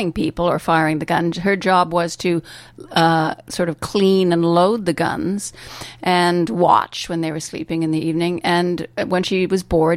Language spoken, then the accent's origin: English; England, United Kingdom; I was raised in England kind of formally